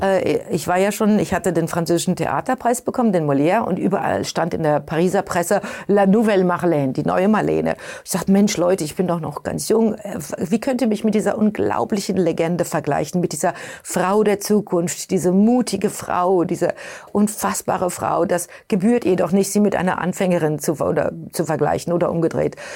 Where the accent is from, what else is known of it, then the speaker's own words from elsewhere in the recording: Germany; now in New York, United States; Ich bin Europäerin, ich bin Deutsche